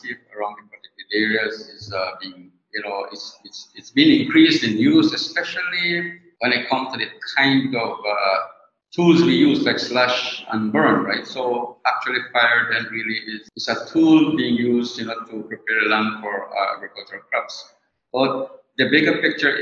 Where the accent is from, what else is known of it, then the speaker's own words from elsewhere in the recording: San Antonio, Toledo District, Belize; I am from San Antonio Village, Toledo.